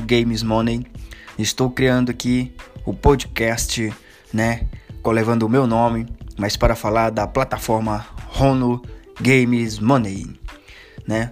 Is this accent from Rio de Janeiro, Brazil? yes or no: no; Fortaleza, Ceará, Brazil; sou de natural de Ceará, Fortaleza